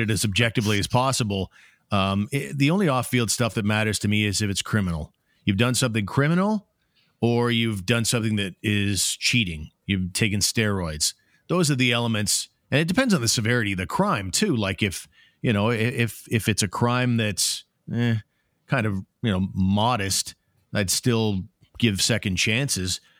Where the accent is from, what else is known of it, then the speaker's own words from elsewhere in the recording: Ottawa, Ontario, Canada; It's my hometown